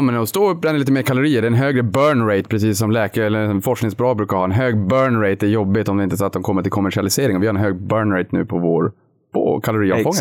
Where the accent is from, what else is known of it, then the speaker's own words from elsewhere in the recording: Boden, Norrbotten County, Sweden; jag kommer från Boden